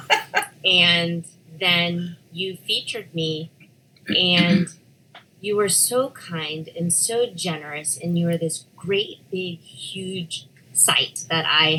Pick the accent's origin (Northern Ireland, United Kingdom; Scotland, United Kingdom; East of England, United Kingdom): Scotland, United Kingdom; No, well, I'm Scottish.